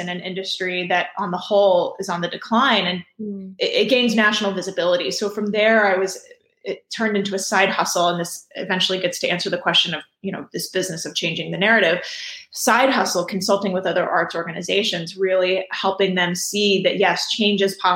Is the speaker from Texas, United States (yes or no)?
yes; Houston, Texas, United States; I grew up in Houston